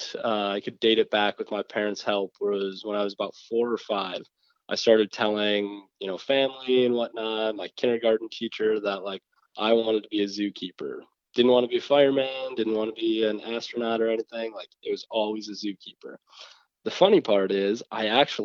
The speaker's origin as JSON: {"language": "English", "region": "Michigan", "country": "United States", "tie": "born or raised there", "said": "being in Michigan, where I was born"}